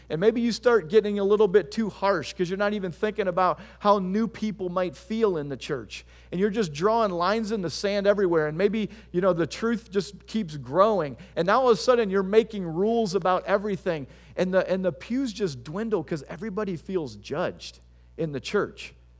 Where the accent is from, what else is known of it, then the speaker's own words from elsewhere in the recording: Tiffin, Ohio, United States; also born or lived in Bowling Green, Ohio; I'm from Tiffin, Ohio